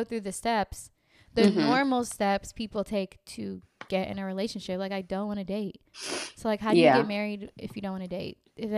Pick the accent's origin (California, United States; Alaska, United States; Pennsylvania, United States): California, United States; also born or lived in Los Angeles; I'm from California